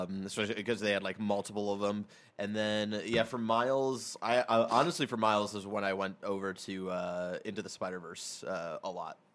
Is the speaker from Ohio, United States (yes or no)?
yes; Cleveland, Ohio, United States; I'm from Cleveland, which is the northern part